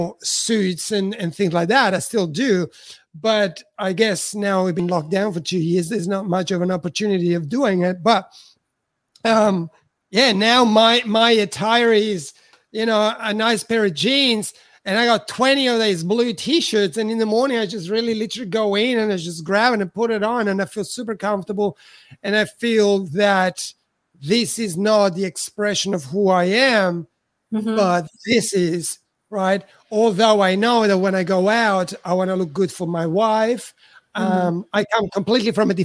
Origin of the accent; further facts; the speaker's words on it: Italy; moved away as an adult; I'm from Italy, so when I arrived here I was 34